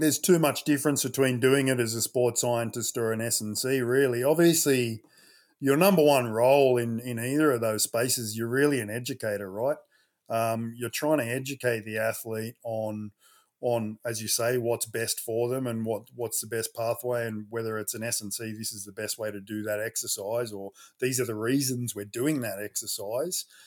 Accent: Sydney, New South Wales, Australia; I'm a Westie. I grew up, uh, Southwest Sydney, Ingleburn

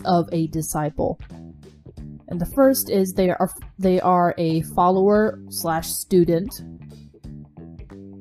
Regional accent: the South, United States; I'm from the South

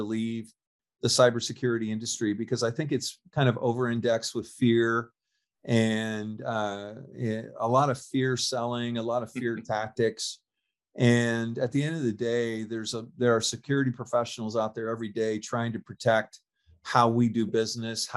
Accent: California, United States; I'm born and raised in California

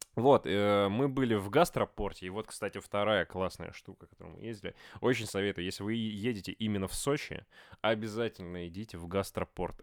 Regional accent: Voronezh, Voronezh Oblast, Russia; мы, ну, типа, мы из Воронежа

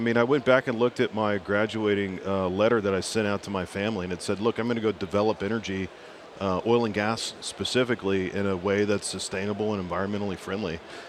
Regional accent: Plano, Texas, United States; also born or lived in Oklahoma / Houston, Texas; I grew up in North Texas, Plano

